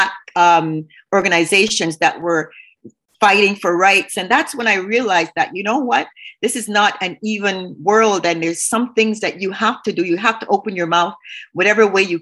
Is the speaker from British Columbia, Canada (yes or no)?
no; Montreal, Quebec, Canada; I grew up on the West Island